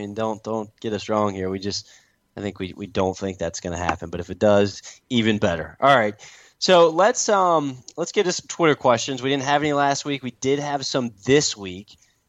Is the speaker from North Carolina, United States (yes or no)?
yes; Statesville, North Carolina, United States; So I grew up in Statesville